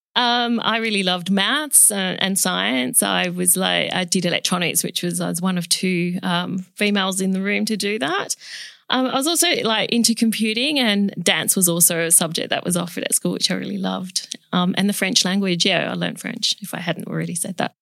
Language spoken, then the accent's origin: English; Perth, Western Australia, Australia; also born or lived in Chile; I was born in Chile, South America, and we migrated to Australia, um, when I was two and a half years of age